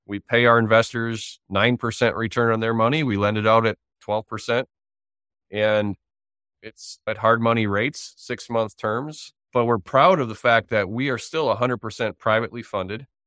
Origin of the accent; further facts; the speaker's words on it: Wisconsin, United States; I'm from Wisconsin